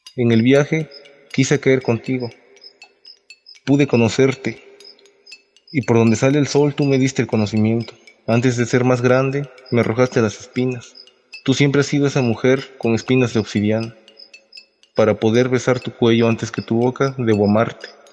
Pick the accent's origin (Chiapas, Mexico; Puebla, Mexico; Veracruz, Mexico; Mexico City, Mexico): Veracruz, Mexico; San Juan del Río; soy originario de San Juan del Río del estado de Veracruz